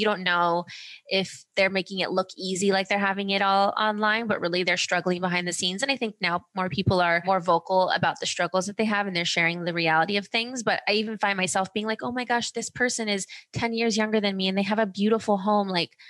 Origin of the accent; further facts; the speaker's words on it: Ohio, United States; also born or lived in Germany / California; I was born in Germany. Then we moved to California. Then we moved to Ohio and my parents got divorced. And so I was living in Ohio with my dad